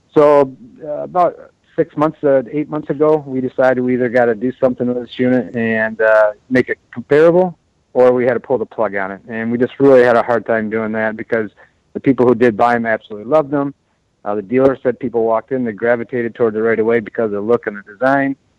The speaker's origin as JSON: {"language": "English", "country": "United States", "said": "we as American"}